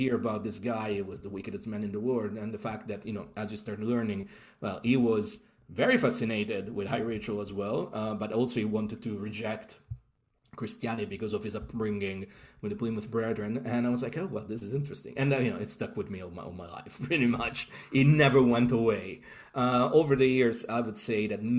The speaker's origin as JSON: {"language": "English", "town": "Rome", "region": "Lazio", "country": "Italy", "tie": "born or raised there", "moved": "yes", "lives_now": "London, United Kingdom", "said": "I'm from Rome, Italy, and I grew up literally like going to the Colosseum and the Roman forums"}